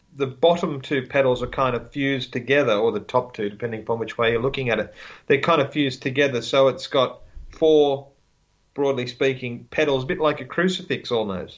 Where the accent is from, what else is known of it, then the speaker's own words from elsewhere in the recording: Australia; I'm Australian